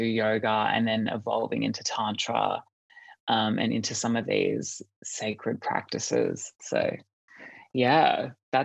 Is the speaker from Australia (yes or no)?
yes; Australia; I am from Australia.